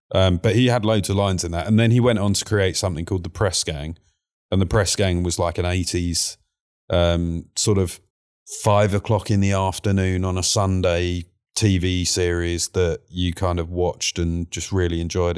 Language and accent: English; London, United Kingdom; I was born in Whitechapel, and Whitechapel used to be very much a East End gangster route.